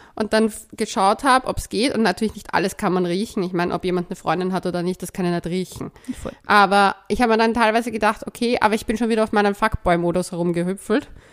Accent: Vienna, Austria; als Wienerin

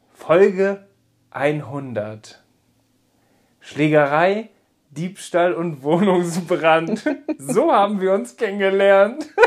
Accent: Papenburg, Lower Saxony, Germany; Ich komme gebürtig aus Papenburg, bin da aufgewachsen

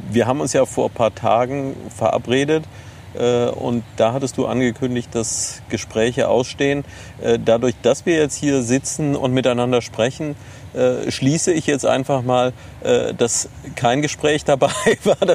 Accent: Neuwied, Rhineland-Palatinate, Germany; Nein, ich komme aus Neuwied.

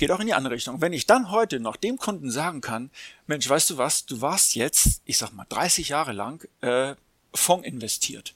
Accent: Hamburg, Germany; ich bin selber auch Hamburger

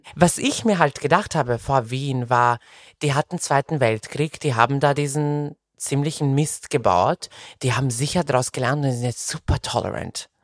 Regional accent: Serbia; moved away; also born or lived in Belgrade, Serbia; meine Eltern haben mich mit 14 einfach nach Belgrad alleine geschickt äh, auf, ein, auf eine Schule

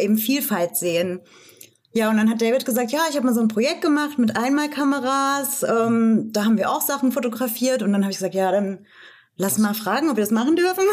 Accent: Rhön, near Fulda, Hesse, Germany; moved away as an adult; also born or lived in Marburg / Frankfurt; Ich bin in der Rhön geboren tatsächlich, also im ländlichen Raum um Fulda ja. und bin auch dort aufgewachsen

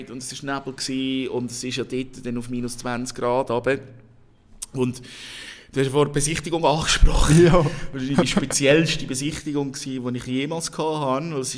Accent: Switzerland; Und wir natürlich als Schweizer sagen, ja.

